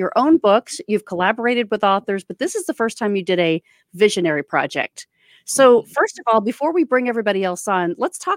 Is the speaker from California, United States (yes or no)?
no; Orlando, Florida, United States; I am from Orlando, Florida